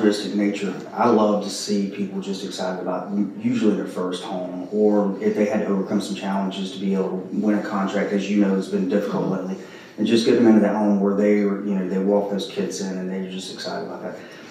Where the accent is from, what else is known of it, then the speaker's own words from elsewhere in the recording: Spartanburg, South Carolina, United States; also born or lived in Greenville, South Carolina; now in Summerville, United States; I'm an upstate South Carolina guy, so I grew up in Spartanburg and Greenville